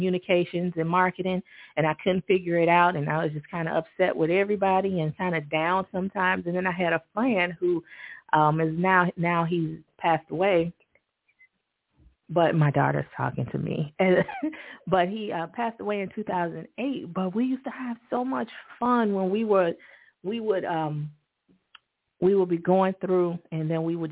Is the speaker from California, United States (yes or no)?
no; Chicago, Illinois, United States; when I was a kid growing up in Chicago